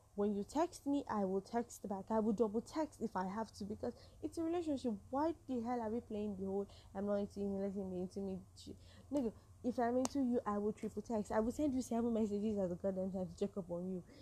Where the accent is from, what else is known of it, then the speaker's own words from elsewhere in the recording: Nigeria; I'm a Nigerian woman